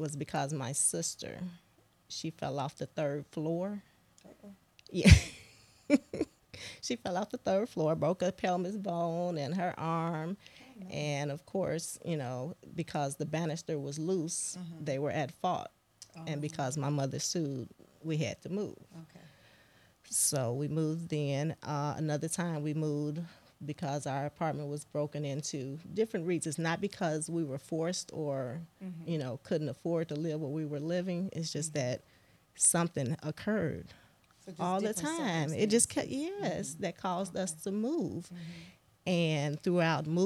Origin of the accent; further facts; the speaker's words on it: Chicago, Illinois, United States; growing up, born and raised in Chicago